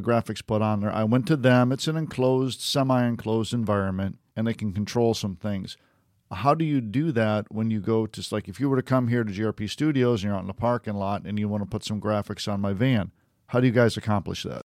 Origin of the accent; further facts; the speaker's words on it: Detroit, Michigan, United States; I'm a Red Wings fan because I grew up in Detroit